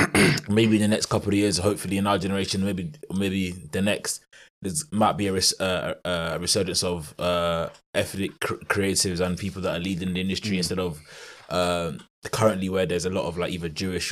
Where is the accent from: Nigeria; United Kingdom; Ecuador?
United Kingdom; us being Black British and knowing where our heritage is from is a privilege compared to Black Americans, and the fact that they call themselves African American, rare to say, but we in Britain as that ethnic people